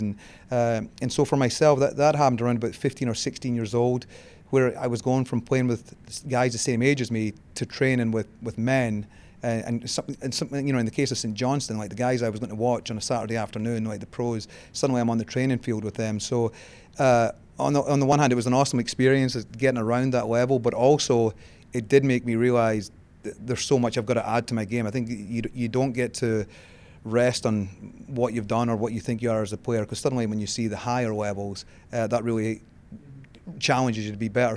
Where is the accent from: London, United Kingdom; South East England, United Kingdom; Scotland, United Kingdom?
Scotland, United Kingdom; moved away as an adult; now in United States; I grew up in Scotland